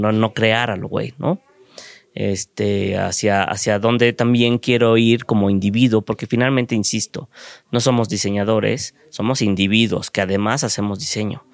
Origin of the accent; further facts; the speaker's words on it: Mexico; como mexicano en un mundo globalizado